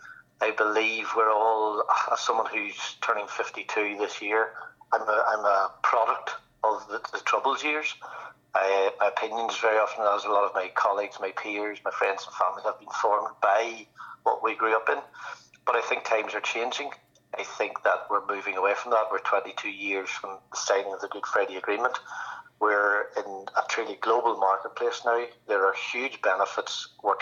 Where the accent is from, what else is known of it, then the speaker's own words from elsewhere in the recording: South Armagh, Northern Ireland, United Kingdom; living and growing up in South Armagh